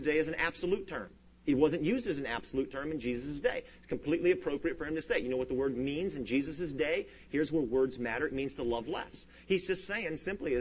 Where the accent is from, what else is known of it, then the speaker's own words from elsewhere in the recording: United States; first language English; I'm an American, and I only speak English